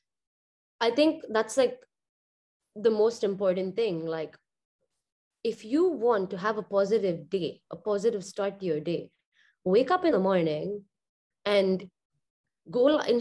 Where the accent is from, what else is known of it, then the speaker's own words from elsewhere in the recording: Dubai, United Arab Emirates; growing up in Dubai